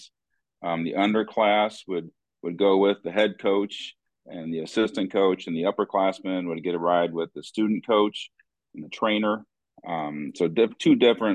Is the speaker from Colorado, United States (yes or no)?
no; Bloomington, Illinois, United States; now in Morton, United States; I grew up in Bloomington Normal.